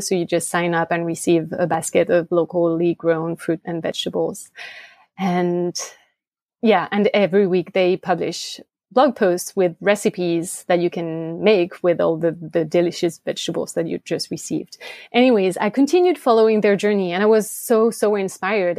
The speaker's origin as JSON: {"language": "English", "country": "France", "tie": "born or raised there", "also_born_or_lived": "Switzerland", "second_language": "English", "moved": "as an adult", "lives_now": "United States", "said": "I grew up in France"}